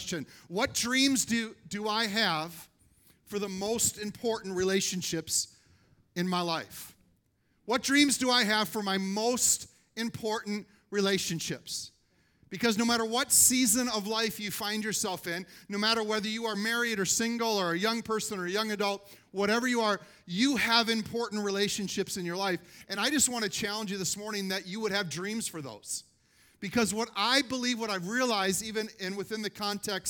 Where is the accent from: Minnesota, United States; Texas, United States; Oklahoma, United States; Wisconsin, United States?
Minnesota, United States; we're from Minnesota